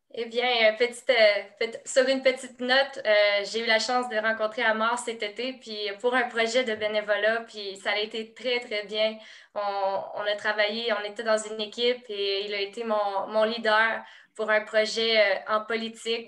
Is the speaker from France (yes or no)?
no; Quebec, Canada; je suis une Québécoise